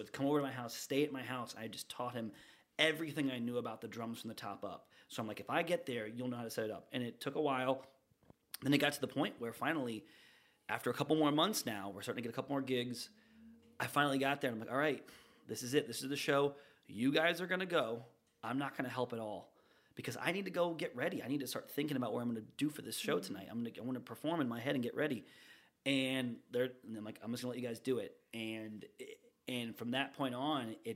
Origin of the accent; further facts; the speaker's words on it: Northeast Ohio, United States; moved away as an adult; now in Riverview, United States; I was born and raised in Ohio